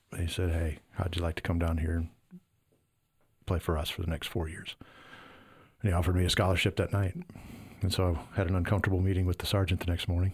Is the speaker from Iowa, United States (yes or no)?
yes; Iowa, United States; moved away; I'm from Iowa